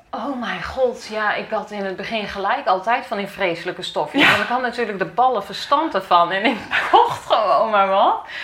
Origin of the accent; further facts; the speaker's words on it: Achterhoek, Gelderland, Netherlands; moved away as an adult; now in Ede, Netherlands; ik kom uit de Achterhoek en we gingen in Ede wonen.